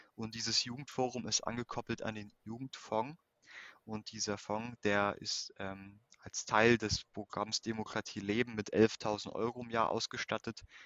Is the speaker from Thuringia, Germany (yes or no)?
no; Zerbst, Saxony-Anhalt, Germany; ich bin in Ostdeutschland aufgewachsen, geboren in, in Anhalt-Bitterfeld, in Zerbst